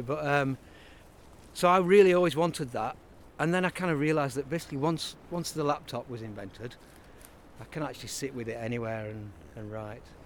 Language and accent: English; Burnley, North West England, United Kingdom; moved away as an adult; now in Leeds, United Kingdom; I'm from Lancashire. I'm from Burnley